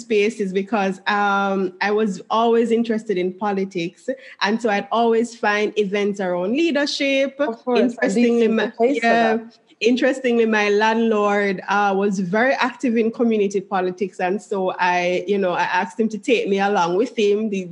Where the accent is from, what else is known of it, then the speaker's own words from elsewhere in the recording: Jamaica; moved away; I grew up in Jamaica